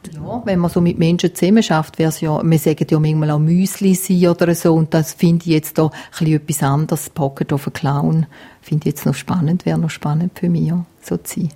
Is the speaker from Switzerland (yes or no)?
yes; Gossau, St. Gallen, Switzerland; accent: St. Galler Dialekt; moved away as an adult; also born or lived in El Paso, Texas; now in Graubünden, Switzerland; Ich bin aufgewachsen in Gossau, St. Gallen